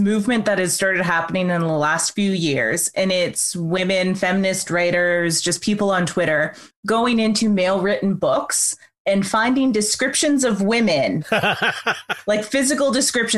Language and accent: English; Canada; We've said we're Canadian.